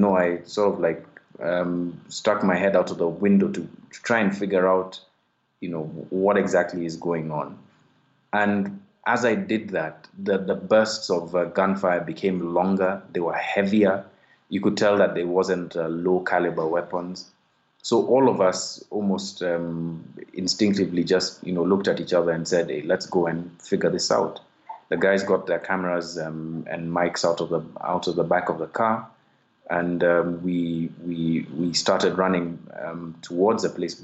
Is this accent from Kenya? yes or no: yes; Kenya; I'm a Kenyan investigative journalist